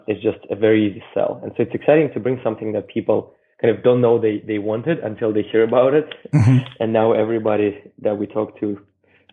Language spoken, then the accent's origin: English; Russia; moved away; I grew up in Russia in the 90s